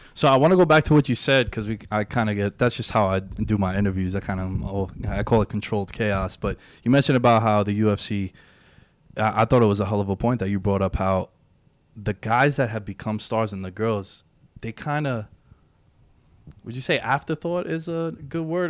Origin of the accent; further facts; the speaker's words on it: New York City, New York, United States; I grew up in Queens. I still live in New York.